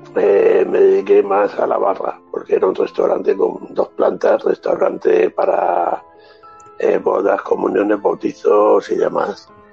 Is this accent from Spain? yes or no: yes; Andalusia, Spain; se celebra en mi casa en Navidad, la Nochebuena todos los años, como andaluces que somos